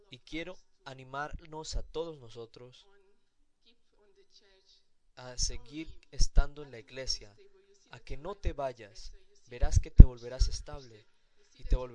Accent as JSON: {"language": "Spanish", "country": "Guinea-Bissau", "said": "soy de Guinea-Bissau"}